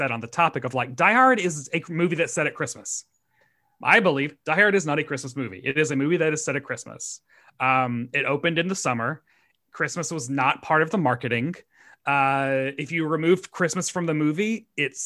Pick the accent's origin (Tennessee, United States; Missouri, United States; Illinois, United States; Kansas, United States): Tennessee, United States; he's from Tennessee, as am